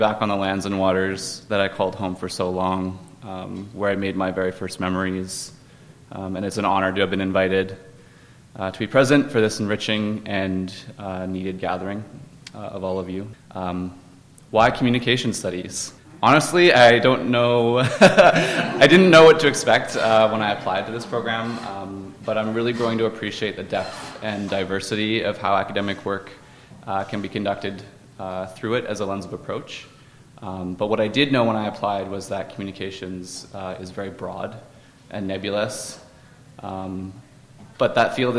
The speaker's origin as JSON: {"language": "English", "area": "Coast Salish territories", "region": "British Columbia", "country": "Canada", "tie": "born or raised there", "also_born_or_lived": "Six Nations of the Grand River, Ontario", "moved": "as an adult", "lives_now": "Montreal, Canada", "said": "I am Mohawk from Six Nations of the Grand River, but was raised in Coast Salish territories, very close by here. And last fall, I moved to Jajage, otherwise known as Montreal"}